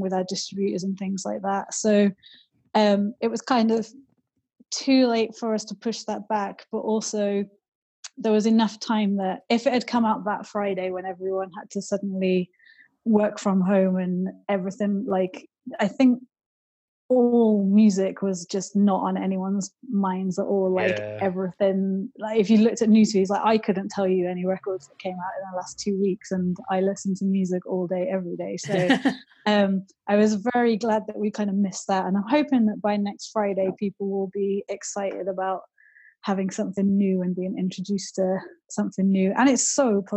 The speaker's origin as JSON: {"language": "English", "town": "Wolverhampton", "region": "West Midlands", "country": "United Kingdom", "tie": "born or raised there", "said": "I grew up in Wolverhampton, which has like got a huge Northern Soul history."}